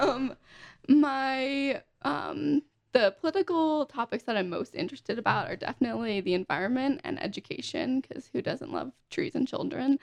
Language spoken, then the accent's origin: English; Pennsylvania, United States; also born or lived in Florida; now in Utah, United States; I was born in Pennsylvania